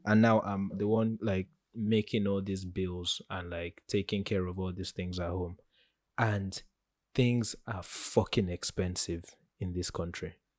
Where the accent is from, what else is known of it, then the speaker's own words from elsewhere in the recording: Nigeria; as a Nigerian